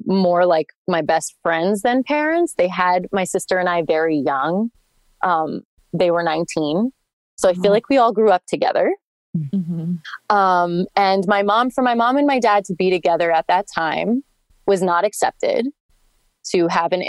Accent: Hoboken, New Jersey, United States; growing up in Hoboken, New Jersey, it's super diverse over by New York

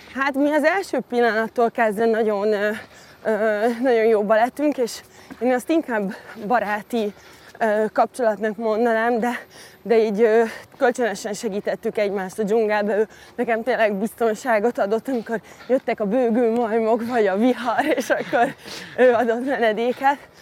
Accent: Hungary; also born or lived in London; a városban nőttem fel a, úgymond a hiénák között a divat világában

